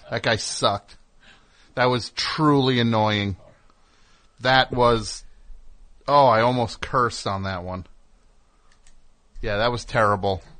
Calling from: Rockville, Maryland, United States; I'm calling from Rockville, Maryland.

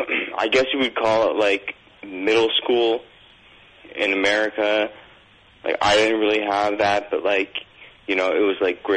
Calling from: Toronto, Ontario, Canada; I'm calling from Toronto.

